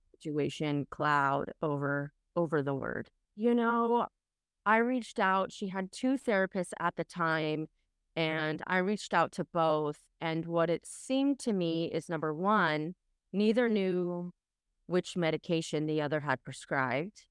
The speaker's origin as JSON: {"language": "English", "area": "Orange County", "region": "California", "country": "United States", "said": "I am from Orange County, California, and that's where I currently reside"}